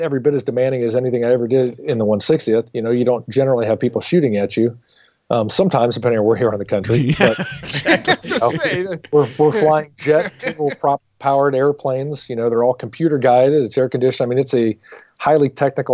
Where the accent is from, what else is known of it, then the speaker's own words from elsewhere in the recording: Illinois, United States; moved away; I came from a tiny little farming community in Illinois. And so I kind of grew up, you know, as a pseudo farmer, baled hay